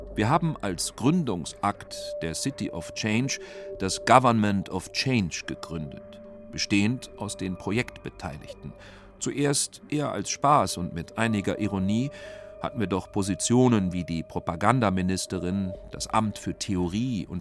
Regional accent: St. Gallen, Switzerland; meiner Heimatstadt St. Gallen

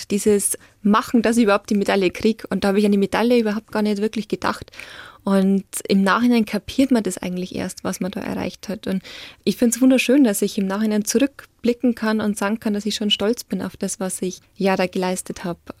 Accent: Bavaria, Germany; aber ich bin aufgewachsen in Niederbayern.

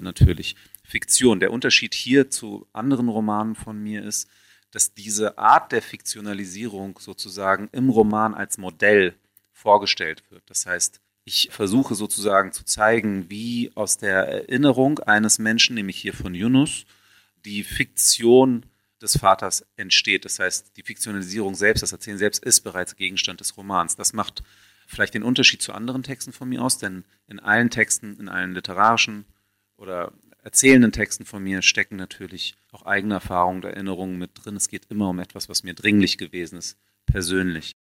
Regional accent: Hanover, Lower Saxony, Germany; Ich bin in Hannover aufgewachsen

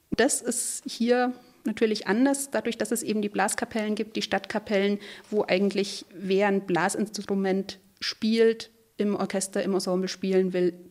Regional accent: Bavaria, Germany; now in Bad Tölz, Germany; Aus Franken, wo ich herkomme, da ist es so üblich, jedes Dorf hat seinen Posaunenchor

